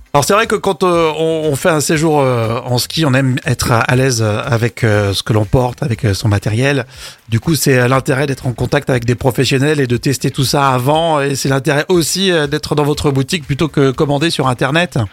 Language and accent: French; Isère, Auvergne-Rhône-Alpes, France; a des origines ici, de chez nous, en Isère